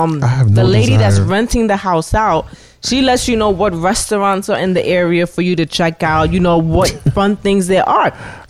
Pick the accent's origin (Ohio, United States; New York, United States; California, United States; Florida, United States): New York, United States; New York City; I'm from the Bronx.